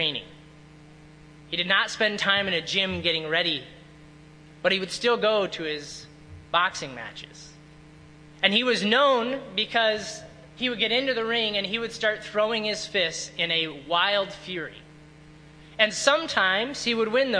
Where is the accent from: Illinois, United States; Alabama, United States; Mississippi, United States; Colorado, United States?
Illinois, United States; I grew up in Illinois for a good while